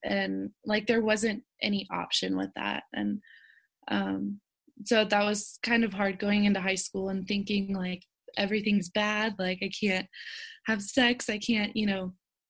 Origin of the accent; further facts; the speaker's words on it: the South, United States; I was raised in the South where, you know, a huge part of my life was church